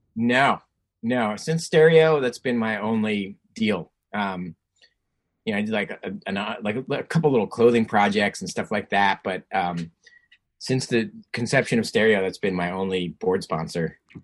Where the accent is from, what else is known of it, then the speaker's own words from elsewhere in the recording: New Jersey, United States; moved away; also born or lived in California; growing up in Jersey